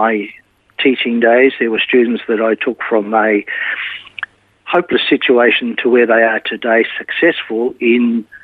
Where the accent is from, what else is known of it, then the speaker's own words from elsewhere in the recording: Melbourne, Victoria, Australia; I was born in Melbourne, in a little town called Heidelberg.